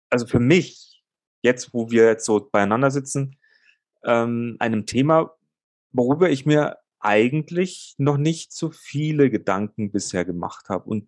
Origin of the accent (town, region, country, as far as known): Bavaria, Germany